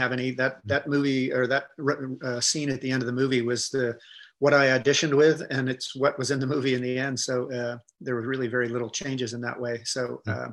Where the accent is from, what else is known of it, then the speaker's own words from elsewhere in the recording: Ohio, United States; I grew up in Ohio